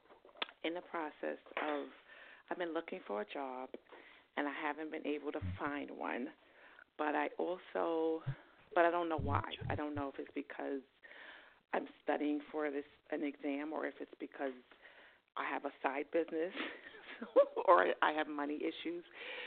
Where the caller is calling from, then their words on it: New York, United States; Hi, this is Katie. I'm calling from New York.